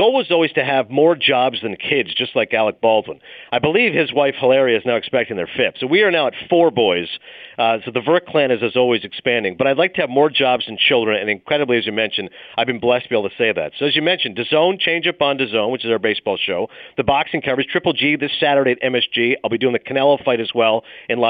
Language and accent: English; Ontario, Canada; moved away as an adult; also born or lived in Toronto, Ontario / Bristol, Connecticut; now in New York, United States; Even though I was born in Toronto, I grew up in a small town. From ages 11 to 18, I lived in Morvan, Ontario, population 500